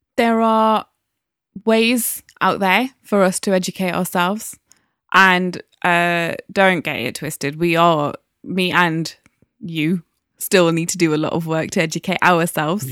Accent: Newcastle upon Tyne, North East England, United Kingdom; now in London, United Kingdom; there wasn't that many black people in Newcastle in the nineties when I was growing up

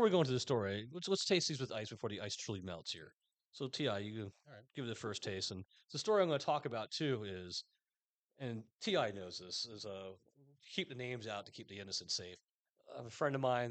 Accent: New York, United States; also born or lived in Westchester County; now in Florida, United States; I'm from New York.

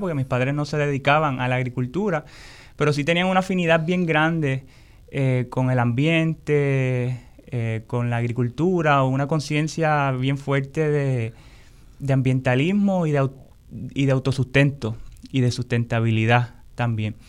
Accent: Puerto Rico; como pueblo, como puertorriqueños, puertorriqueñas, como boricua

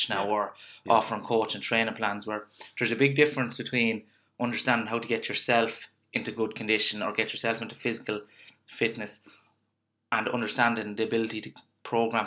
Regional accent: Ireland; as Irish people, and you know yourself, we're a nation of complainers and not doers.

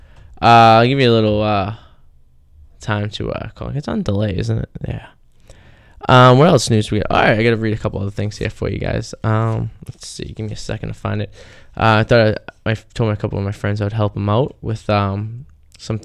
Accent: Revere, Massachusetts, United States; we're all from Revere, MA

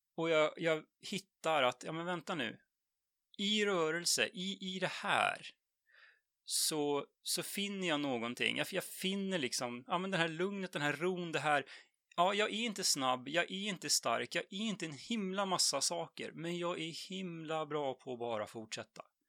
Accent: Jämtland, Sweden; moved away as an adult; now in Stockholm, Sweden; född och uppvuxen i Jämtland egentligen, men eh, bor sedan 20 år tillbaks i Stockholm.

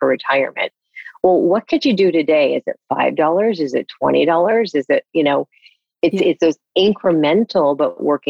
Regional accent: East Coast, United States; and I grew up on the East Coast, we shared that earlier

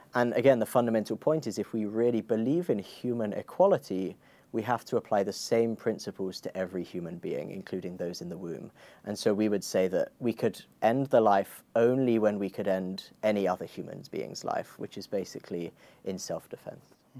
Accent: Croydon, London, United Kingdom; I grew up in Croydon

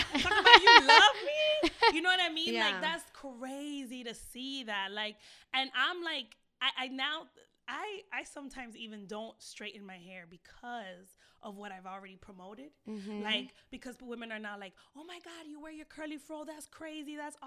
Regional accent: Miami, Florida, United States; moved away as an adult; now in Los Angeles, United States; I'm from Miami

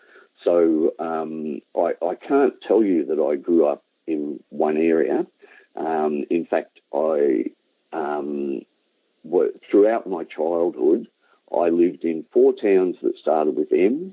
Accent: Merrigan, Victoria, Australia; also born or lived in Morwell / Menzies Creek; I was born in Morwell. We lived at a little place in the Dandenongs, Menzies Creek. So I've been around, but the places that I probably spent most of my time were 6 years in Merrigan, which, as I said, it's 9 miles south of Kyabram

